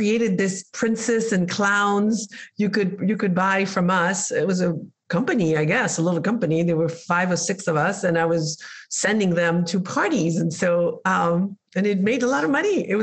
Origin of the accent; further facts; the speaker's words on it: Spain; moved away; I was raised in Spain